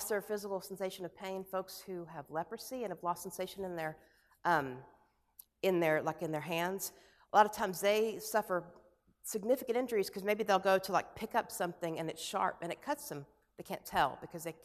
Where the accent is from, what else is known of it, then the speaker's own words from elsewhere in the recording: United States; as an American